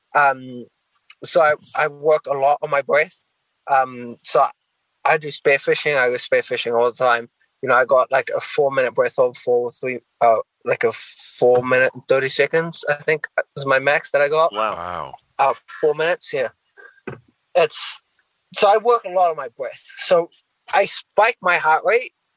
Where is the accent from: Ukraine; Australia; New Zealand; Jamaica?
New Zealand; now in United States; I'm originally from New Zealand